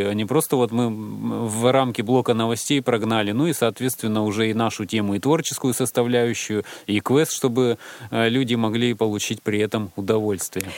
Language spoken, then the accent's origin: Russian; Siberia, Russia; я колхозник из Сибири